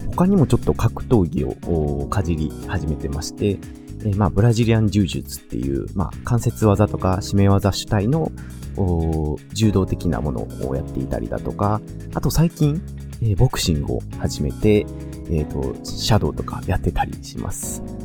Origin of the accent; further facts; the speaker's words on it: Kansai, Japan; accent: Kansai dialect; 僕は関西生まれ関西育ちで二十数年以上ずっと関西にいます